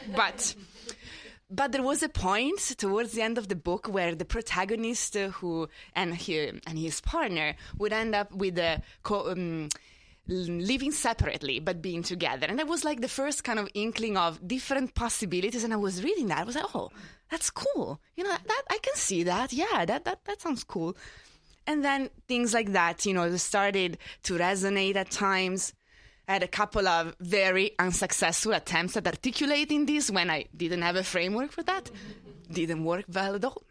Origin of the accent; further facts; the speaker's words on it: Italy; moved away as an adult; now in New York, United States; I grew up in Italy. I only moved here twelve years ago